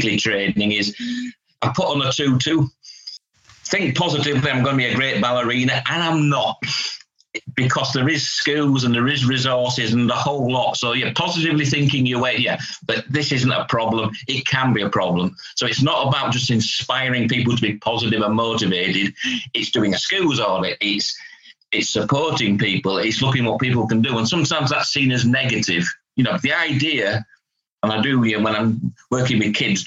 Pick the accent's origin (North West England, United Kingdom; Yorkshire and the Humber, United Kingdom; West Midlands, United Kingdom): Yorkshire and the Humber, United Kingdom; Hull; I'm from Hull, so it's a northern measure, a northern concept